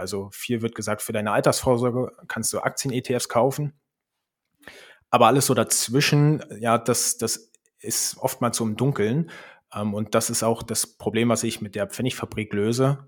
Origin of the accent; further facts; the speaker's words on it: Berlin, Germany; moved away as an adult; also born or lived in Switzerland; now in Leipzig, Germany; Ich komme ursprünglich aus Berlin und wir sind nach Leipzig gezogen